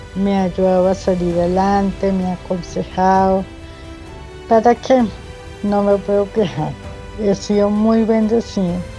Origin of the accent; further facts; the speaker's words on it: Pamplona, Norte de Santander, Colombia; Nací en Pamplona, Norte Santander